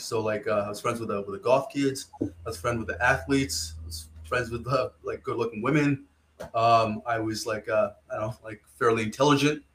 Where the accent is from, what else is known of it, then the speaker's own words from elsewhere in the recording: Rockland, Ontario, Canada; also born or lived in Ottawa; I grew up in Ottawa here. There's a small city called Rockland.